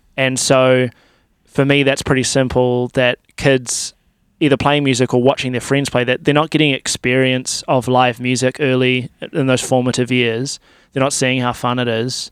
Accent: Timaru, Canterbury, New Zealand; now in Christchurch, New Zealand; I grew up in Timaru

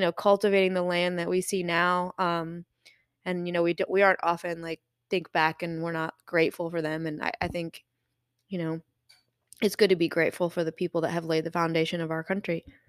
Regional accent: Michigan, United States; also born or lived in Colorado; now in Tennessee, United States; I was born in Michigan and then I lived in Colorado

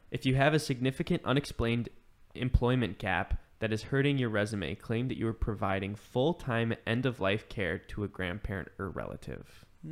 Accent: Chicago, Illinois, United States

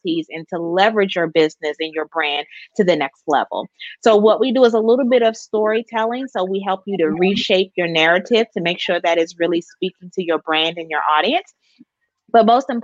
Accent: Washington, District of Columbia, United States; now in Elizabeth City, United States; I'm originally from Washington, D.C., born and raised, always shouting out my hometown proud, but now I'm here in North Carolina

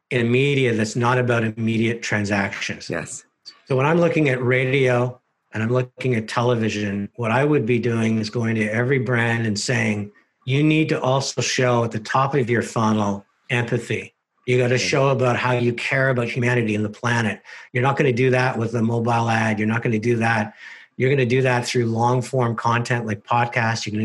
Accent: Canada; which is the magic of being Canadian and everything we stand for

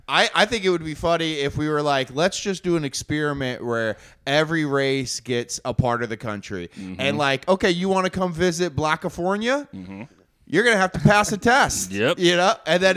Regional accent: the South, United States; now in Iowa, United States; I'm from the South.

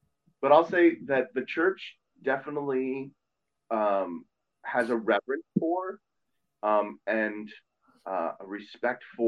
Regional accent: Montgomery County, Maryland, United States; growing up in Montgomery County

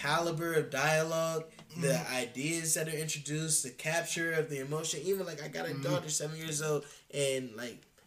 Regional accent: Columbus, Ohio, United States; I'm from Columbus. This is my city, my home

